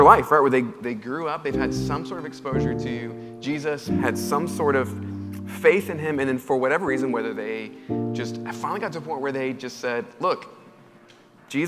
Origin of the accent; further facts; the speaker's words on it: United States; as an American